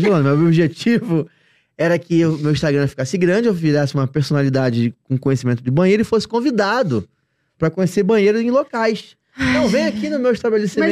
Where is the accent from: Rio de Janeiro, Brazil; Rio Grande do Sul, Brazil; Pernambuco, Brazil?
Rio de Janeiro, Brazil; Eu moro no Rio de Janeiro, nós somos do Rio de Janeiro.